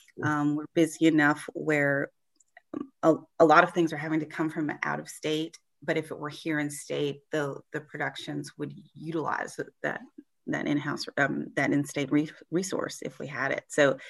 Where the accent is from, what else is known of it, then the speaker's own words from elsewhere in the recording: Mississippi, United States; I didn't originate here in Mississippi, but I've been here most of my life.